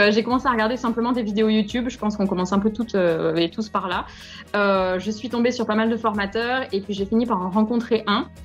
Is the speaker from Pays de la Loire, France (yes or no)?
no; Montpellier, Occitania, France; Je suis née à Montpellier le 23 février 91, j'ai 30 ans.